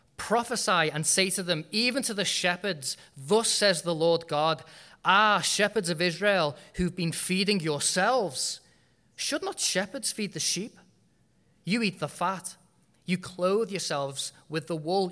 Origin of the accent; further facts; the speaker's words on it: United Kingdom; moved away as an adult; I was born and bred in Britain